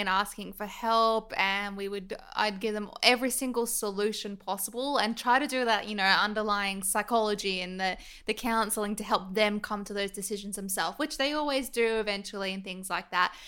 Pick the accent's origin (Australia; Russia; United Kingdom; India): Australia; Sydney, New South Wales; I grew up in Northbridge, and I went to Monty, which is a very privileged all girls school in North Sydney